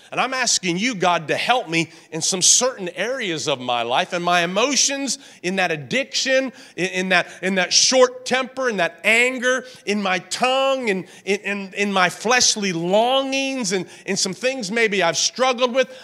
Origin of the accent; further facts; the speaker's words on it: the South, United States; I grew up in the South